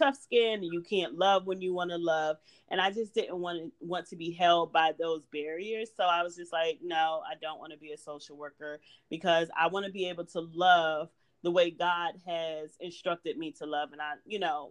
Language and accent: English; Washington, District of Columbia, United States; moved away as an adult; also born or lived in Baltimore, Maryland; I am a Washington, D.C. native